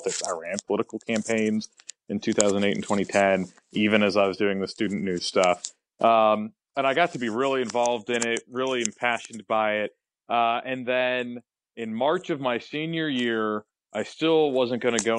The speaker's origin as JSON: {"language": "English", "town": "Fayetteville", "region": "North Carolina", "country": "United States", "tie": "born or raised there", "lives_now": "Charlotte, United States", "said": "I grew up in Fayetteville"}